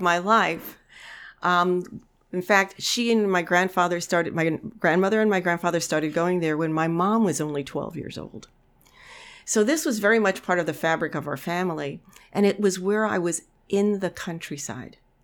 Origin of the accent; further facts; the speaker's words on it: New York City, New York, United States; now in Amery, Wisconsin, United States; I grew up in the Bronx, a kid of the tenements in the nineteen fifties and sixties